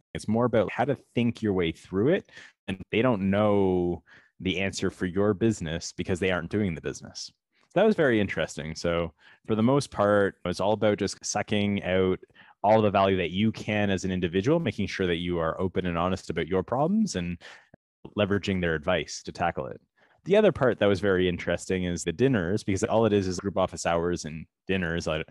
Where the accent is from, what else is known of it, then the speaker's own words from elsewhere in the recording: Toronto, Ontario, Canada; also born or lived in California; We are from Toronto, from Canada